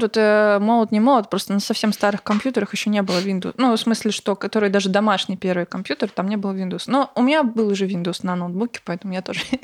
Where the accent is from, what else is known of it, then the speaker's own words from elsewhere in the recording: Bryansk, Bryansk Oblast, Russia; moved away; я из Брянска, из Брянской области